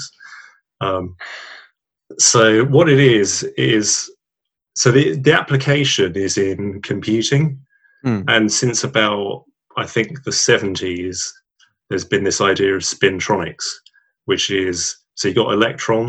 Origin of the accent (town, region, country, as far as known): Southall, London, United Kingdom; born or raised there; also born or lived in Hammersmith / Northolt / Cambridge